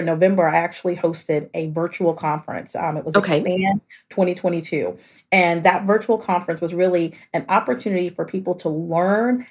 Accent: Austin, Texas, United States; I'm originally from Austin, Texas

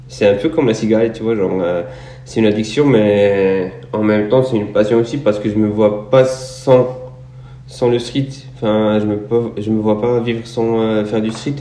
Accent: Morocco; je suis un athlète marocain, nationalité. je suis né au Maroc

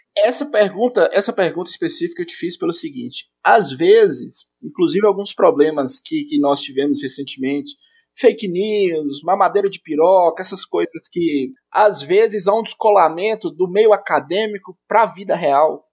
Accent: Monte Azul, Minas Gerais, Brazil; eu sou de Monte Azul, Minas Gerais, extremo norte de Minas

